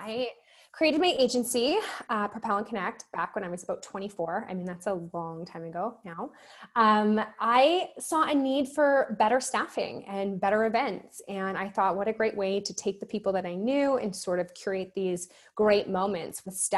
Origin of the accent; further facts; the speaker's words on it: Vancouver, British Columbia, Canada; I'm originally from Vancouver, born and raised here, suburbs of Vancouver.